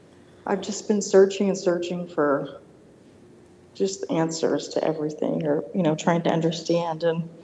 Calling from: Denver, Colorado, United States; Hi, Denver.

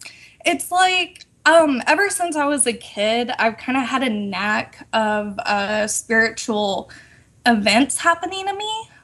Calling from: Texas, United States

